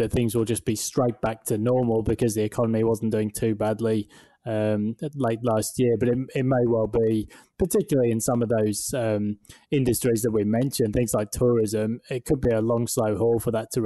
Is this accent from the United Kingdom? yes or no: yes; United Kingdom; moved away as an adult; now in Australia; being British